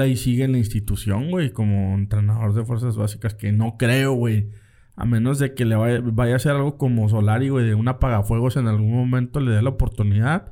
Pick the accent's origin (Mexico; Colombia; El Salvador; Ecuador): Mexico